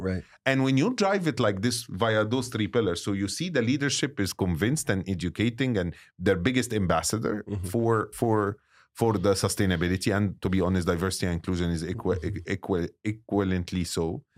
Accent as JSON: {"language": "English", "country": "Egypt", "said": "And as Egyptian, you know, I was very proud that my home country is hosting it."}